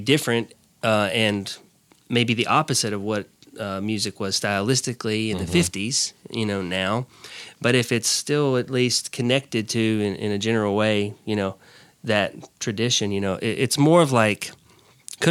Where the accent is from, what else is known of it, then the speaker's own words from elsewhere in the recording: Centerville, Tennessee, United States; growing up in Centerville with the radio stations we had